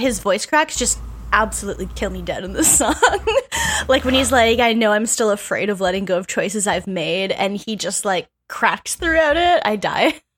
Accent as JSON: {"language": "English", "country": "Canada", "said": "I'm a Canadian person"}